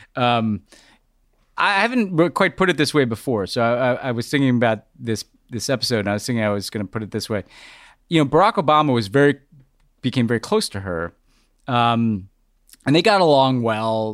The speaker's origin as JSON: {"language": "English", "country": "United States", "said": "as an American"}